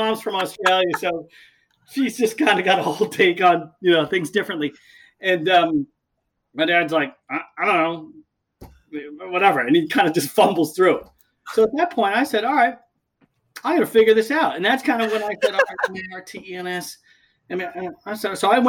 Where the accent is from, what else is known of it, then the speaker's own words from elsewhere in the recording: Long Island, New York, United States; I grew up on Long Island